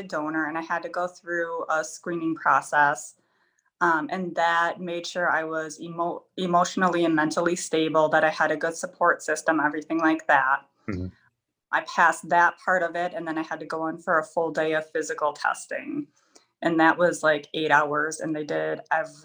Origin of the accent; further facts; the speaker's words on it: Wisconsin, United States; I'm from Helen